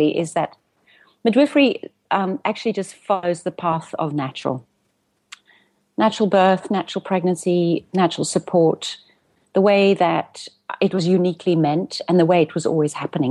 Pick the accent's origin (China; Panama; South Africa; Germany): South Africa; also born or lived in Cape Town; now in Amsterdam, Netherlands; I'm a South African and I live between Amsterdam and Cape Town, 6 months each.